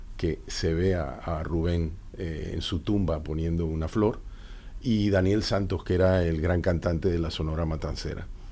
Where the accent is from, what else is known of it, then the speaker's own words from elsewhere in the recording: Venezuela; moved away; Venezuela más bien decimos